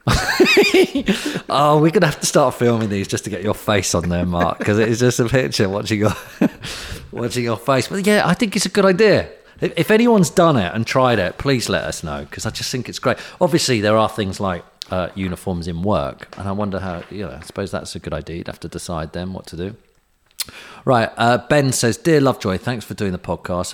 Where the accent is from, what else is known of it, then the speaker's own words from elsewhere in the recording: United Kingdom; we're British